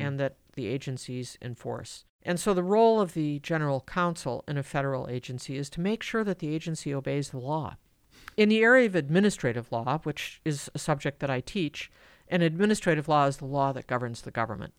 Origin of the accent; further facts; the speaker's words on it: Madison, Wisconsin, United States; born and raised in Madison